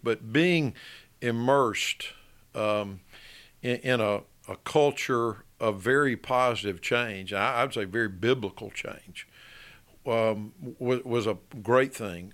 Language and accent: English; Birmingham, Alabama, United States; also born or lived in Tuscaloosa, Alabama; I grew up in Birmingham, lived here, um, until I was eighteen years old, finished high school